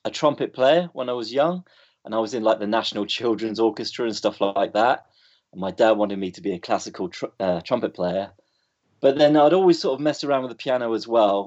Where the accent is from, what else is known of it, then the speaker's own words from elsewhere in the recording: Bournemouth, South West England, United Kingdom; moved away as an adult; also born or lived in London; I grew up in Bournemouth.